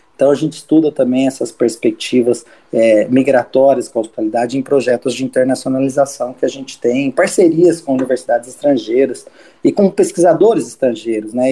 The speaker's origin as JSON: {"language": "Portuguese", "region": "São Paulo", "country": "Brazil", "said": "eu sou de São Paulo"}